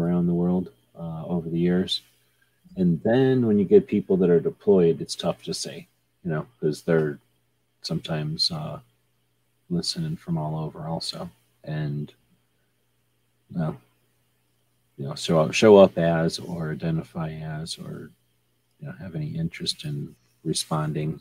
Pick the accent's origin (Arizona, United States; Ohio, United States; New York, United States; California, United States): Arizona, United States; I'm from Arizona